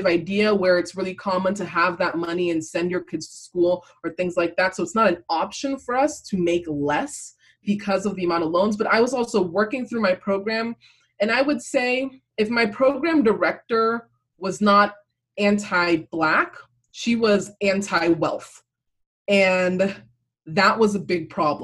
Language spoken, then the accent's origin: English; Cameroon; now in United States; I was born in Cameroon